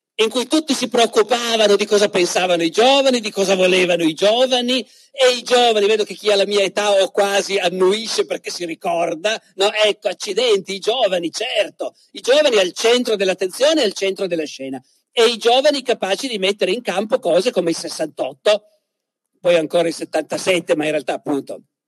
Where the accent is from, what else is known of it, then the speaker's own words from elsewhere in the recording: Piedmont, Italy; in Piemonte, dalle mie parti, nel Canavese